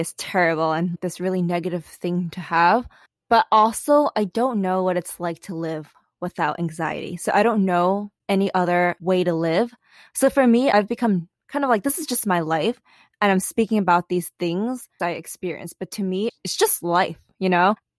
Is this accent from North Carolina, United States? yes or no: no; New York City, New York, United States; moved away as an adult; also born or lived in California; I grew up in New York City, and everyone is a little high strung